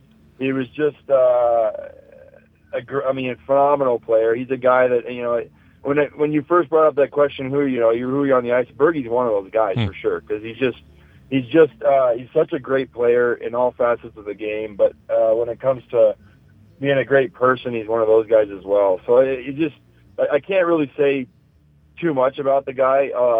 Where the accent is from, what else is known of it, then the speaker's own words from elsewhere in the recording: California, United States; I was born in California